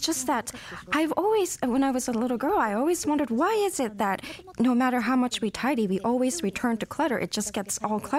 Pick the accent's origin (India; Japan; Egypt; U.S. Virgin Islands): Japan; Tokyo; I was born and raised in Tokyo, Japan.